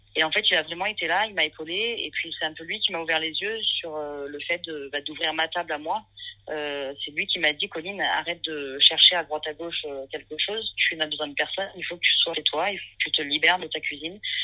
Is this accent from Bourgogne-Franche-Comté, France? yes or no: yes; Nièvre, Burgundy, Bourgogne-Franche-Comté, France; now in Marseille, France; j'ai grandi en Bourgogne, dans une campagne paumée, dans la Nièvre